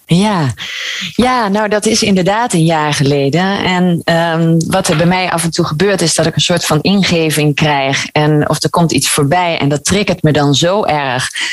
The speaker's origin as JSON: {"language": "Dutch", "town": "Gouda", "region": "South Holland", "country": "Netherlands", "moved": "yes", "lives_now": "Maastricht, Netherlands", "said": "ik kom oorspronkelijk uit, uh, uit Gouda."}